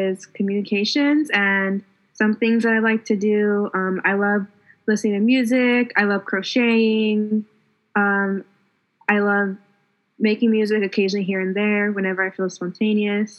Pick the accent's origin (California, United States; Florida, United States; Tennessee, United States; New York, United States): California, United States; Southern; We are three Latinas from Southern California